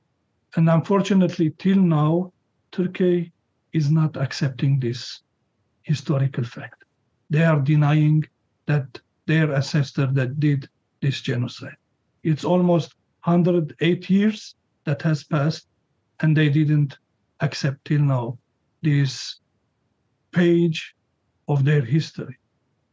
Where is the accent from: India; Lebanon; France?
Lebanon; now in United States; My father was born in Lebanon. I was born in Lebanon.